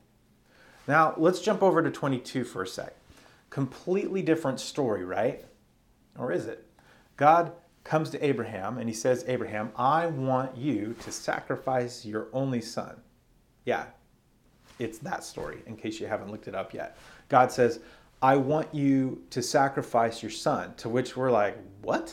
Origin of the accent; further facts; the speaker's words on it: Arizona, United States; growing up in Arizona